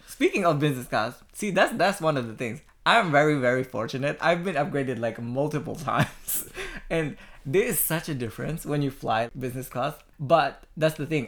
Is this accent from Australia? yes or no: yes; Australia; as an Australian